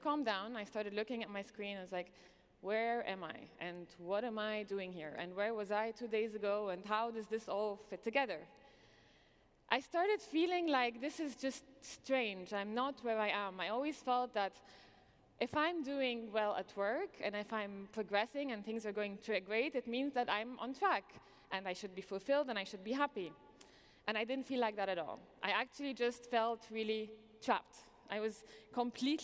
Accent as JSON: {"language": "English", "country": "Egypt", "tie": "born or raised there", "also_born_or_lived": "New York / London", "moved": "as an adult", "said": "I am originally Egyptian, born and raised in Egypt"}